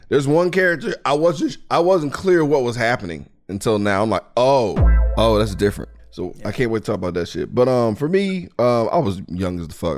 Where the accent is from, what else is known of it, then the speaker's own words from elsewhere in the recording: Mississippi, United States; I'm from Mississippi